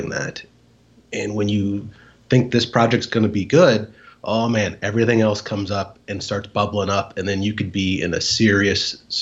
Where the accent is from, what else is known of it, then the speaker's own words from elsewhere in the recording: Nebraska, United States; also born or lived in San Marcos, Texas; I grew up in Nebraska